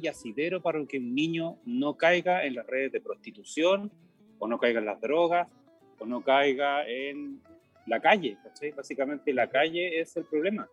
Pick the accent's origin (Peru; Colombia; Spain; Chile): Chile; como ciudadano chileno